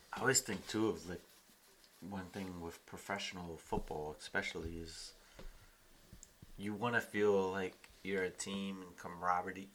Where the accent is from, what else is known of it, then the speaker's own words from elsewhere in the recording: Columbia, Maryland, United States; The entire all of Columbia is connected by bike paths. We have uh, lots of parks throughout